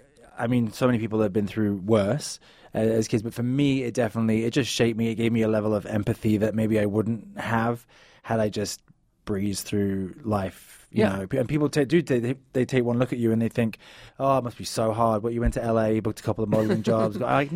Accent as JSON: {"language": "English", "region": "South West England", "country": "United Kingdom", "said": "But yeah, the Cornish accent is like real slow, right? It's like slow and I'm from Cornwall."}